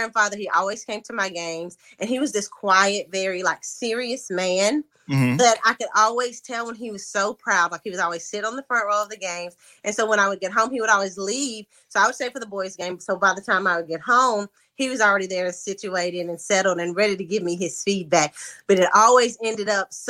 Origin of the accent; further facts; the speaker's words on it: Lexington, Tennessee, United States; moved away as an adult; now in Memphis, United States; I am from Lexington, Tennessee, small town country girl. I currently live in Memphis, Tennessee